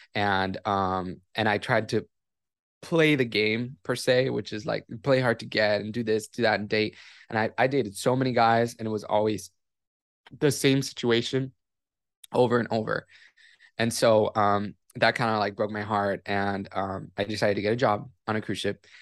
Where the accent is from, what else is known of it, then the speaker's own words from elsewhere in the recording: Miami, Florida, United States; I was born and raised in Miami, Florida